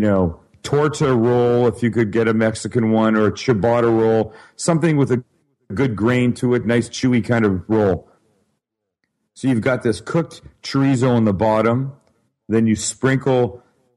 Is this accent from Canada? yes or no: yes; Vancouver, British Columbia, Canada; moved away; I'm from Vancouver, Canada, originally